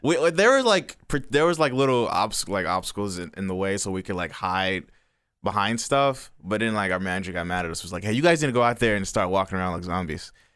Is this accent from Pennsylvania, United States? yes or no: no; Dallas, Texas, United States; also born or lived in DeSoto, Texas; I was born in Dallas, um, kind of beginning of my life, I was, well, I was raised in South Dallas